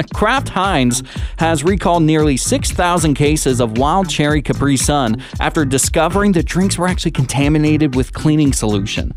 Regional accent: Washington, United States; moved away; back in my home state of Washington

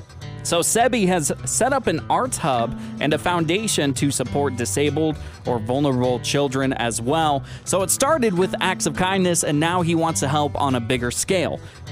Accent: Pacific Northwest, United States; now in Sonoma County, United States; Growing up in the Pacific Northwest, you just had to do it.

